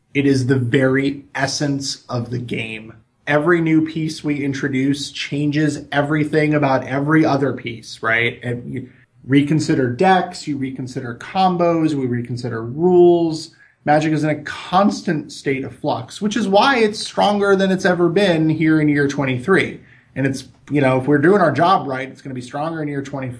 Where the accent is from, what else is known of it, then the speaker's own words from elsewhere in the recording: Milwaukee, Wisconsin, United States; born there; No, I was born in Milwaukee, Wisconsin. My whole family's from Wisconsin.